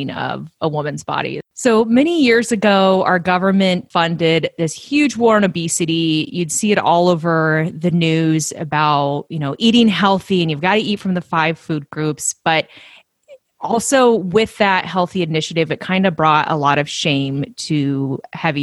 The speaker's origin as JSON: {"language": "English", "country": "United States", "tie": "born or raised there", "also_born_or_lived": "Oregon / California", "said": "I grew up partly in Oregon and partly in California."}